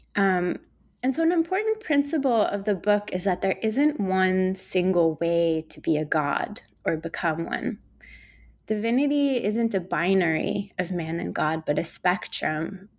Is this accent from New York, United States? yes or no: yes; New York City, New York, United States; I grew up in New York City, where I'm speaking to you from today